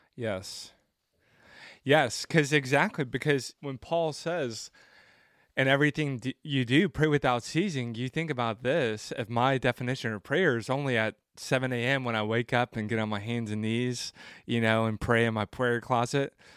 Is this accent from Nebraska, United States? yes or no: no; Franklin, Tennessee, United States; I'm actually from Franklin.